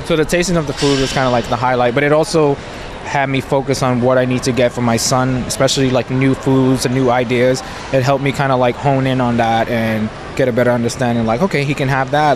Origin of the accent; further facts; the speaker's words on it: New York City, New York, United States; now in Allentown, United States; I'm originally from New York City, but I currently live in um, Allentown, Pennsylvania